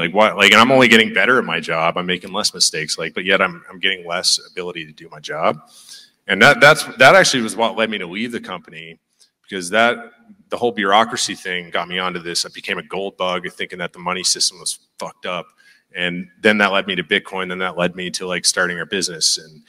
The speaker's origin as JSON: {"language": "English", "region": "Newfoundland and Labrador", "country": "Canada", "said": "You know, like I said, I was from Newfoundland."}